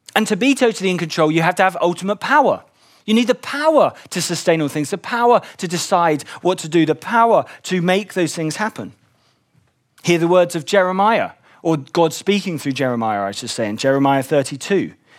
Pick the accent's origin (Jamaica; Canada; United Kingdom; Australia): United Kingdom; London; I grew up in West London